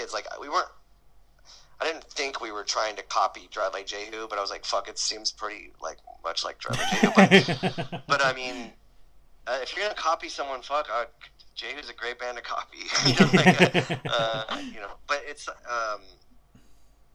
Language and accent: English; San Diego, California, United States; we grew up in San Diego